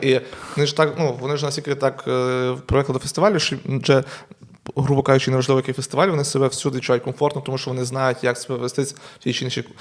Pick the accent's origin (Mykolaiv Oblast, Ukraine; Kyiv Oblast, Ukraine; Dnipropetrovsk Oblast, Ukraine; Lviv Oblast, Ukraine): Lviv Oblast, Ukraine; Truskavets; А я сам з Трускавця, з маленького міста